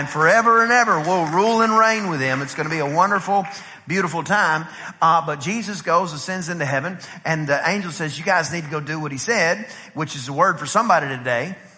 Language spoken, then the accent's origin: English; Texas, United States; we're from Texas